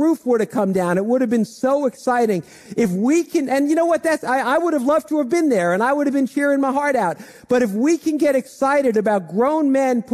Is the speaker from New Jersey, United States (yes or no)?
yes; Dumont, New Jersey, United States; I grew up in Dumont, and I've lived in Bergen County most of my life